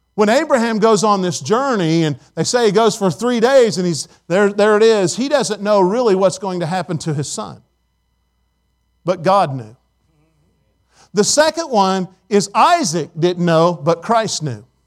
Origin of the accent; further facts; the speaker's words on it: Indiana, United States; moved away; I was from Indiana